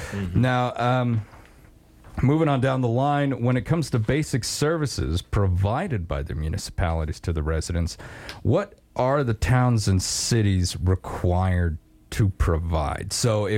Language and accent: English; Afton, Wyoming, United States; now in Sheridan, United States; I've got friends that I grew up with back in Afton.